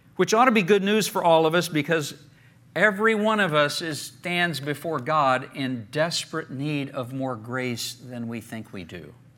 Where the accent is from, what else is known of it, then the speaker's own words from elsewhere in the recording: Oklahoma, United States; I grew up in Oklahoma